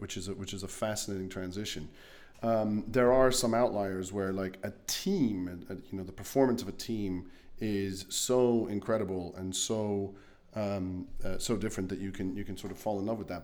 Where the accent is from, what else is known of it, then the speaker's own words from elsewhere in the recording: Luxembourg; as a kid growing up in Luxembourg